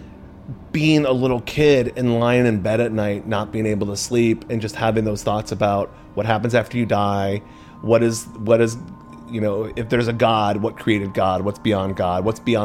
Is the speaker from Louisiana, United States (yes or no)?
no; suburbs of Massachusetts, United States; My friends and I got into psychedelics and marijuana fairly early, like 8th grade. And we're in the suburbs of Massachusetts